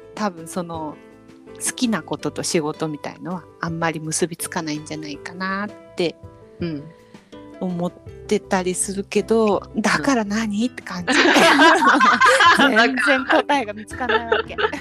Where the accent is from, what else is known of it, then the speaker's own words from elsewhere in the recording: Kanto, Japan; 関東地方で生まれ育った